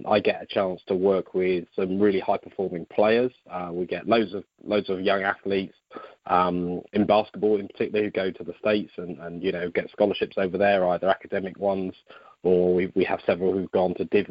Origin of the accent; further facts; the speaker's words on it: South Coast of England, United Kingdom; now in Stoke-on-Trent, United Kingdom; I'm not from that part of the world. I'm from the South Coast, but I live up here with my wife and two daughters.